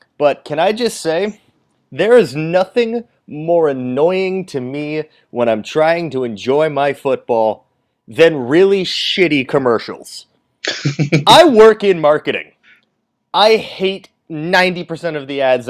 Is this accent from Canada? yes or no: yes; Canada; I'm Canadian